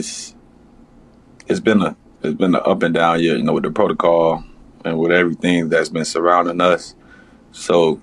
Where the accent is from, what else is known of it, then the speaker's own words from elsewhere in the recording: Miami, Florida, United States; moved away; I'm from Miami